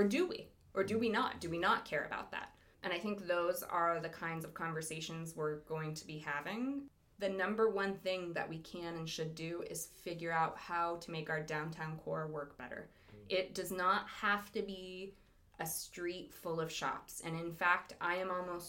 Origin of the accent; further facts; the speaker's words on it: Lompoc, California, United States; growing up in Lompoc. I grew up, you know, it's a very conservative town.